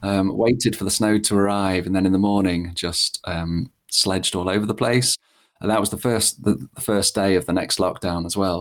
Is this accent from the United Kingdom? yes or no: yes; Lincolnshire, East Midlands, United Kingdom; I grew up in Lincolnshire, which is not particularly memorable.